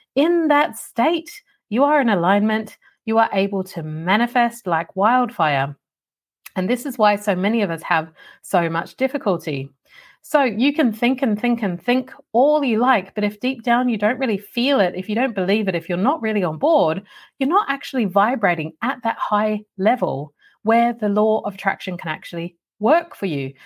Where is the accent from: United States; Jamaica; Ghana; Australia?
Australia; when I grew up in Australia